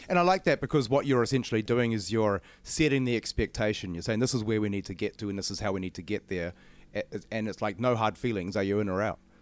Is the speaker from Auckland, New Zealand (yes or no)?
yes; Auckland, New Zealand; I'm from Auckland